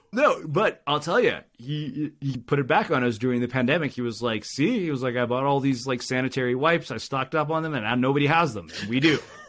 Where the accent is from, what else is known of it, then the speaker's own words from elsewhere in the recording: India; Of course I got straight A's in high school. I'm Indian. Like, that's non-negotiable for Indian parents.